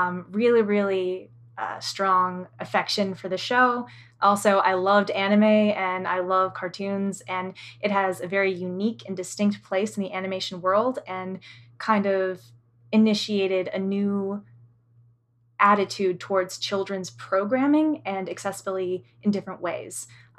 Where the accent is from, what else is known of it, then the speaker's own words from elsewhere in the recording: Oklahoma, United States; And I just introduced myself in my tribal language. I'm from the Quapaw Nation, and I'm all about indigenous rights and accessibility and stuff.